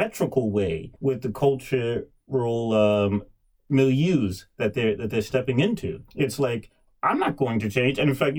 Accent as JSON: {"language": "English", "region": "New York", "country": "United States", "said": "As a New Yorker"}